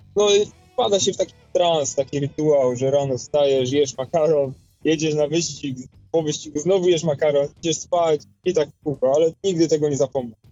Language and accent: Polish; Poznań, Greater Poland, Poland; Pochodzę z Poznania